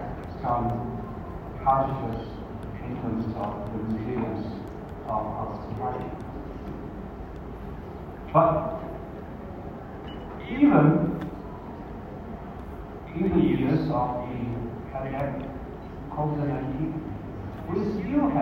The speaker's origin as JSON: {"language": "English", "region": "Zhejiang", "country": "China", "tie": "born or raised there", "moved": "as an adult", "lives_now": "South Africa", "said": "Zhejiang is also my hometown"}